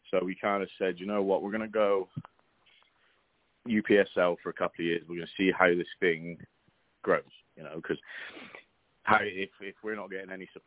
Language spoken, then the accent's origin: English; England, United Kingdom; now in Oklahoma City, United States; Uh, I've uh, been in uh, Oklahoma City since 2010. I'm originally from England. Um, so we got here 2010.